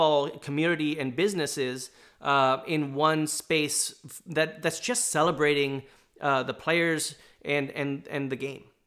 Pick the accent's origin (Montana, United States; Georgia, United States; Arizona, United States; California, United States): California, United States; Southern; also born or lived in New York; now in Portland, United States; I'd lived, uh, in Southern California growing up